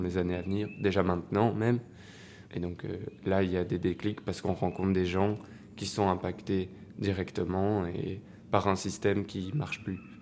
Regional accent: Mons, Wallonia, Belgium; j'ai 18 ans et donc je viens de Mons

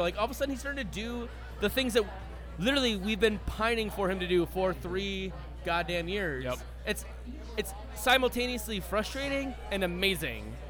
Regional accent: Minnesota, United States; I grew up in Minnesota. I played hockey growing up.

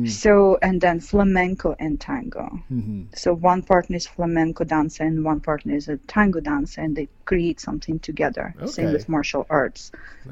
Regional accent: Ural, Russia; English is a second language; now in Moscow, Russia; Ural. Ural Mountains is like south of Siberia.

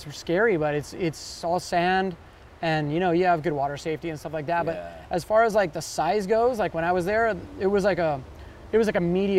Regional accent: Kona, Hawaii, United States; I was born and raised in Kona on the Big Island.

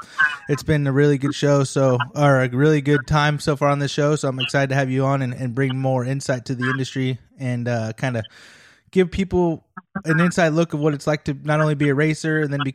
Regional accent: near Hangtown, California, United States; moved away as an adult; now in Indiana, United States; I grew up near Hangtown

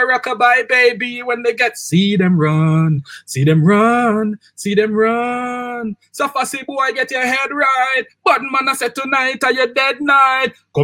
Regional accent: Kingston, Jamaica; also born or lived in New York; Growing up in Waterhouse, Waterhouse have a million sound system

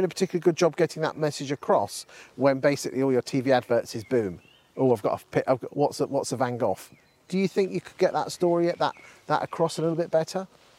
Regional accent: Lincolnshire, East Midlands, United Kingdom; I come from Lincolnshire.

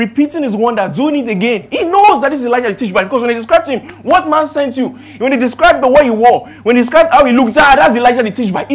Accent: Ibadan, Oyo, Nigeria; now in Lagos, Nigeria; I am from Ibadan.

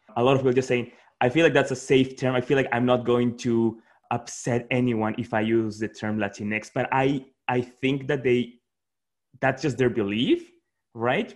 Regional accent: Peru; moved away as an adult; now in Washington, DC, United States; I was born and raised in Peru, and, and then I've just been living in DC for eight years

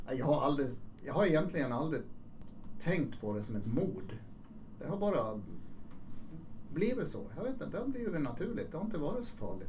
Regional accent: Borlänge, Dalarna County, Sweden; Jag växte ju upp i, jag är född i Borlänge, jag växte upp mm. i, i Borlänge

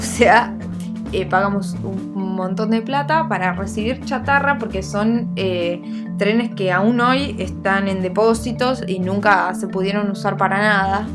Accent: Neuquén, Argentina; yo soy neuquina

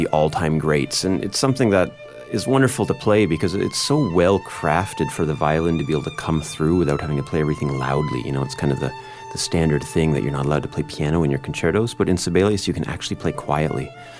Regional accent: Prince George, British Columbia, Canada; being Canadian from Prince George

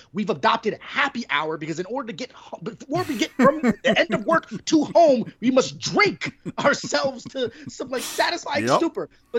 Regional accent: East Coast, United States; But obviously, you know, the three of us, we grew up around the East Coast.

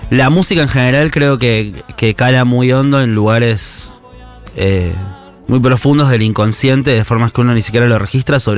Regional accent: Chascomús, Buenos Aires Province, Argentina; yo crecí en Chascomús

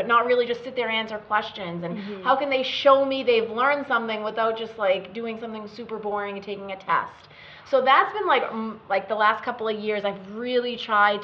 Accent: Malden, Massachusetts, United States; Malden, which was my hometown at the time

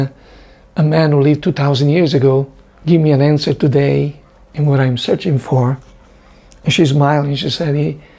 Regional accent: near the border of France, northern Italy, Italy; My parents lived in the north of Italy, near France, near the border of France

